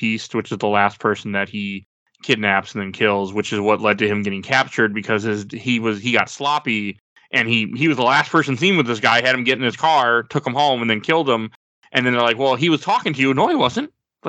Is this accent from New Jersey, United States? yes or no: no; Milwaukee, Wisconsin, United States; I'm from Milwaukee, Wisconsin. Like, I'm born in 87